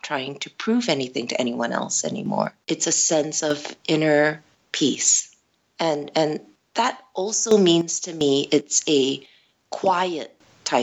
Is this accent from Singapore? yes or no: yes; Singapore; also born or lived in United States / Netherlands; I was born and bred in Singapore